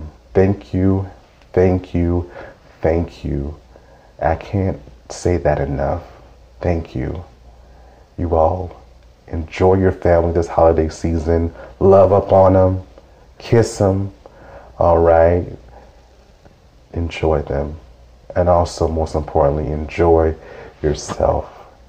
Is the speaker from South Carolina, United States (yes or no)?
yes; Mullins, South Carolina, United States; Mullins, which is my hometown.